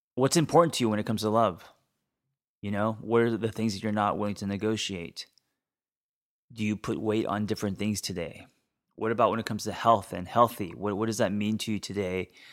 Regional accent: Los Angeles, California, United States; I grew up in Hollywood

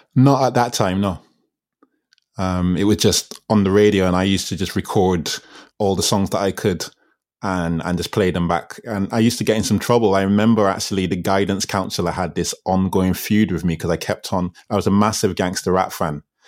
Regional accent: Barbados; also born or lived in England; I went to school in Barbados. I moved to Barbados from England when I was six

